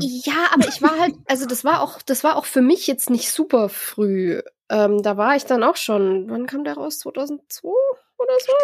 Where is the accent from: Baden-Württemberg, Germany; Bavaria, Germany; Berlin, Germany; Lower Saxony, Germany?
Bavaria, Germany; near Augsburg; ich bin ja aus der Gegend in der Nähe von Augsburg